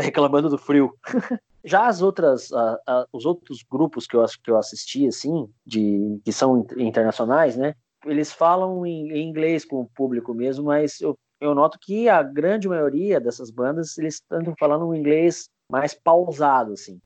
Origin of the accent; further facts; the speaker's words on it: Curitiba, Paraná, Brazil; em Curitiba, que é a cidade onde eu nasci e onde eu moro até hoje